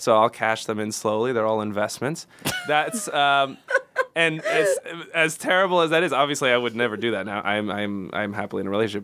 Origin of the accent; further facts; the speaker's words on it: Houston, Texas, United States; moved away; I was only a couple hours from my hometown in Houston